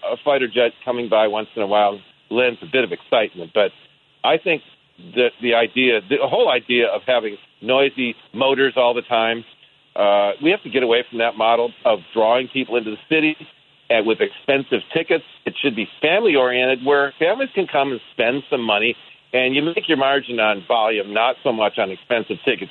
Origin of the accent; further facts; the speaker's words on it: Detroit, Michigan, United States; now in Seattle, United States; I grew up in Detroit